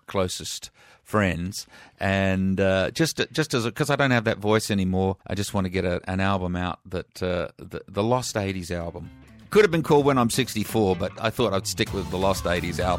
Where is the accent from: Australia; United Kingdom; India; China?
Australia; Adelaide, South Australia; growing up in Adelaide